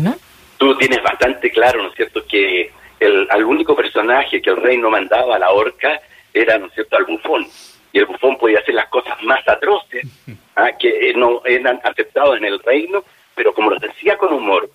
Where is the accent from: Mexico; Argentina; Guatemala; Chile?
Chile; nosotros como chilenos